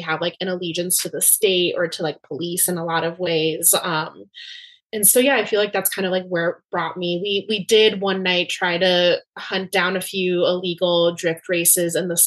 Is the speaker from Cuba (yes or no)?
yes; Cuba; I'm from Cuba